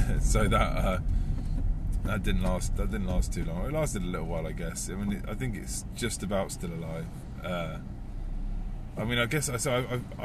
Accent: United Kingdom; I'm British

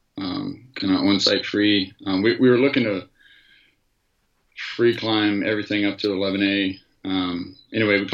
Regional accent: West Virginia, United States; moved away; I'm originally from West Virginia

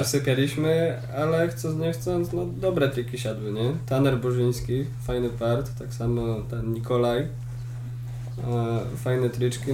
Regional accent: Poland; Jestem z Polski.

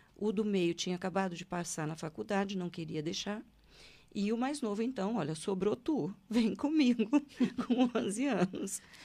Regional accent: Londrina, Paraná, Brazil; nasci em Londrina, no Paraná

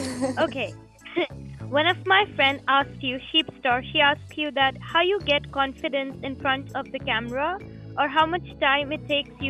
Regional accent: India; also from India.

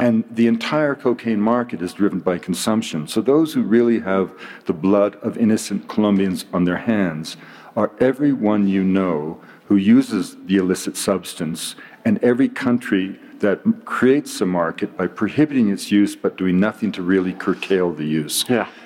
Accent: British Columbia, Canada; I'm from British Columbia

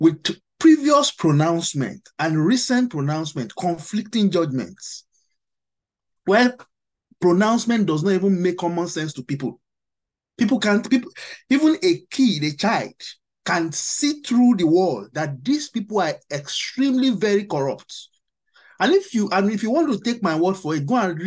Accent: Nigeria; we are all Nigerians

